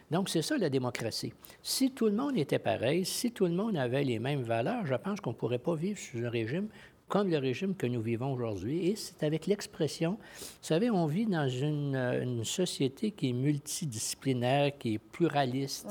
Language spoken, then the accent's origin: French; Quebec, Canada; je suis lieutenant-gouverneur du Québec